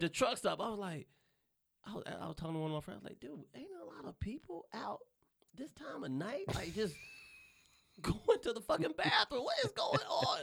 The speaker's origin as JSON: {"language": "English", "town": "Charlotte", "region": "North Carolina", "country": "United States", "tie": "born or raised there", "moved": "as an adult", "lives_now": "Los Angeles, United States", "said": "I'm from the South. I'm born and raised in North Carolina"}